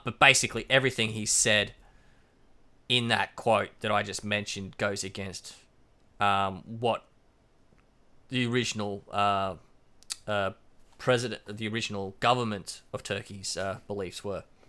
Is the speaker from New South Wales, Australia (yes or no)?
no; Queensland, Australia; As much as I love being a Queenslander and being from Queensland